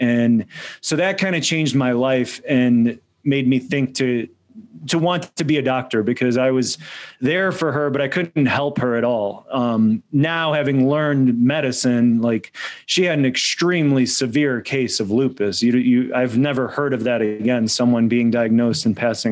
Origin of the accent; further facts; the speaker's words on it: United States; my parents are immigrants from Poland. So I was born in the United States.